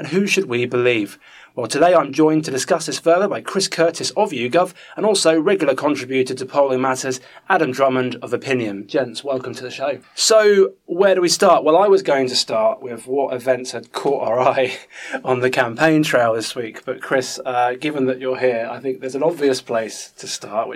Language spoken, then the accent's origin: English; Bedford, East of England, United Kingdom; I'm from Bedford